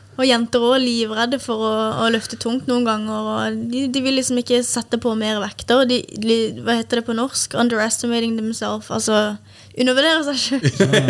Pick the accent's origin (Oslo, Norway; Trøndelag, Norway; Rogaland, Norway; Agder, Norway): Agder, Norway; Kristiansand; moved away; Jeg hadde kunder hjemme i Kristiansand